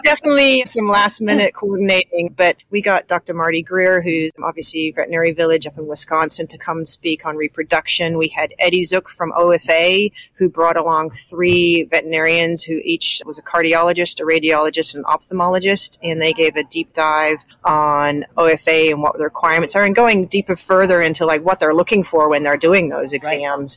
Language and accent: English; New Zealand; moved away as an adult; now in Indiana, United States; I'm originally from New Zealand. I came to the United States to learn about professional dog handling, and I never left